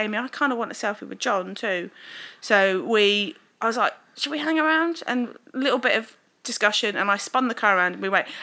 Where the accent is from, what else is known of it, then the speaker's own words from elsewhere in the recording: London, United Kingdom; I'm like straight from London